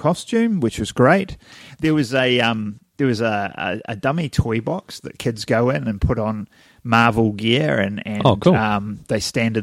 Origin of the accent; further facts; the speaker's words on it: New Zealand; accent: Kiwi; you listen to a Kiwi on film and you go, do we sound like that?